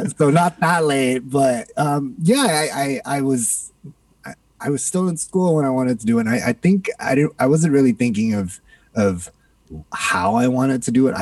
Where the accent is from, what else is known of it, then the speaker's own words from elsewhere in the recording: Toronto, Ontario, Canada; also born or lived in Singapore; now in New York, United States; I grew up in Singapore, born in Singapore, grew up in Canada, Toronto, Canada